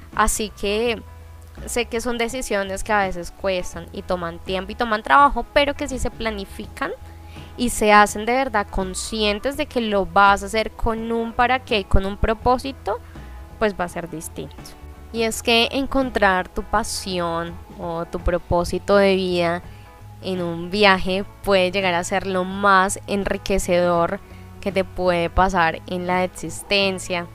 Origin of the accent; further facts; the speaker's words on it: Colombia; also born or lived in Buenos Aires, Argentina; me refiero a este caso a Colombia, que es de donde vengo yo y donde estoy ahora